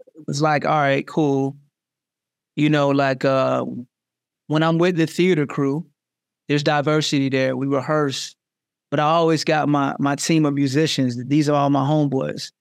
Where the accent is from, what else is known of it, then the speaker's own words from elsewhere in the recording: Jacksonville, Florida, United States; moved away as an adult; now in New York City, United States; growing up in Jacksonville